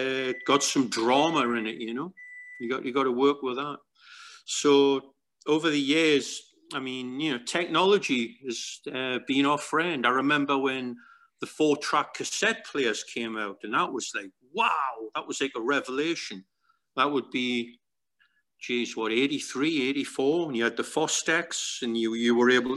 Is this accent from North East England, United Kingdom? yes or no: yes; Newcastle upon Tyne, North East England, United Kingdom; our hometown in Newcastle, England